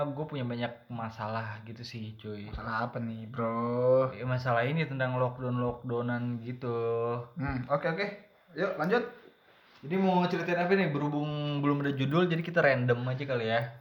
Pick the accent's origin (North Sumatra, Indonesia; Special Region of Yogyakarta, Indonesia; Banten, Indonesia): Banten, Indonesia; Gua dari Banten.